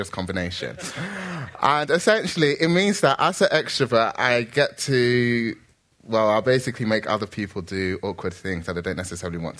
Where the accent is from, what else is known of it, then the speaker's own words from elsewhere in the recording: Nigeria; I'm Nigerian